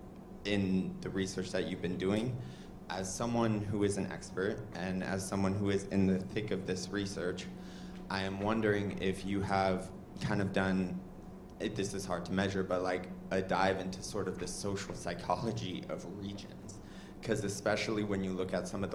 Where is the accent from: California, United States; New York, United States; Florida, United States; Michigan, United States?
California, United States; moved away; I'm from California